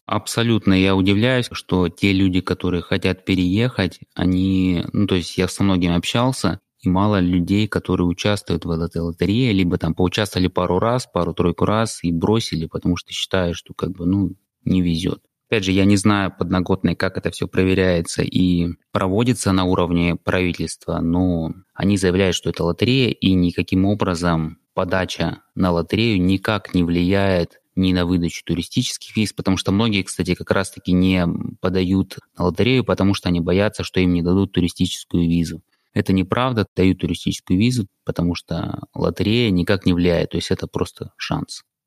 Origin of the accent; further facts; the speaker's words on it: Krasnodar, Krasnodar Krai, Russia; moved away as an adult; also born or lived in San Francisco, United States; now in United States; оригинально я из России, из Краснодара, и в США я переехал около 11 лет назад